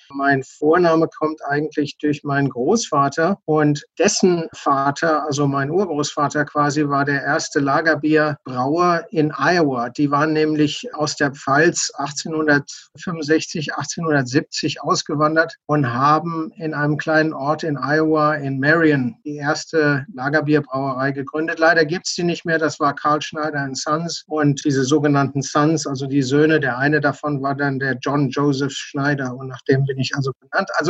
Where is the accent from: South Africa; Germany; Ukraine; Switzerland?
South Africa; Johannesburg, Gauteng; Ich bin in Johannesburg geboren und aufgewachsen und habe dann nach meinem Studium angefangen, bei der Brauerei im Labor zu arbeiten